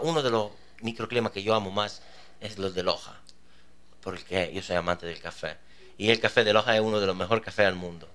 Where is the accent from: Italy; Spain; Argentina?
Italy; Spanish is a second language; moved away; yo que soy italiano, cuando vengo aquí, en Ecuador